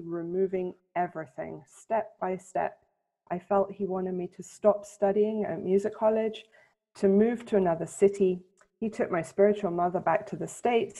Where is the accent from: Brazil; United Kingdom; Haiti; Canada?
United Kingdom; England; moved away as an adult; also born or lived in London / Helsinki / The Hague, Netherlands; now in Jerusalem, Israel; When I grew up in England